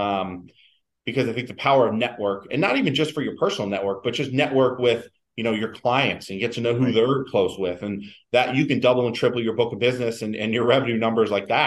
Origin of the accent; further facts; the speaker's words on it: East Coast, United States; originally from the East Coast. Um, my wife's from the East Coast, and, and, you know it made sense. I always knew I wanted to get back this way.